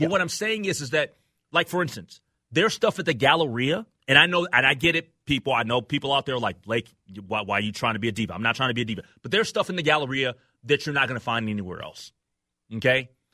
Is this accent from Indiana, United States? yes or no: no; Minnesota, United States; as a Minnesotan